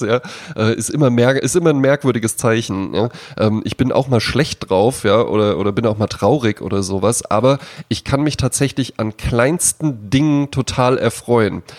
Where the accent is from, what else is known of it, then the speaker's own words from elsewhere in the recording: Germany; ich bin an der Lahn aufgewachsen, also an einem Fluss